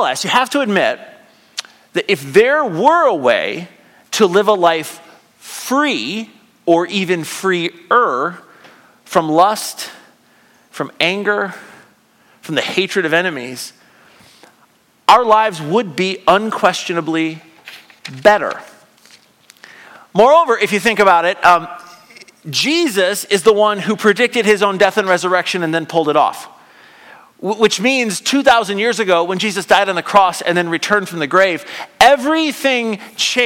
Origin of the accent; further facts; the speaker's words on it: United States; I'm an American